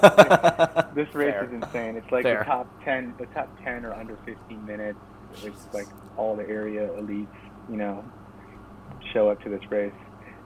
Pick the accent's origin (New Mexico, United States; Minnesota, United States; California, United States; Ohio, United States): Ohio, United States; Chardon; we're both from Chardon.